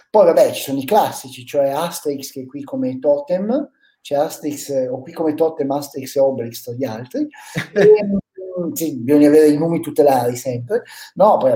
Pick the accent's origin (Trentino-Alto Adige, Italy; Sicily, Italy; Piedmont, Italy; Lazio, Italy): Piedmont, Italy; quella che in piemontese si chiama, noi la chiamiamo, la, io sono piemontese, la gramissia fina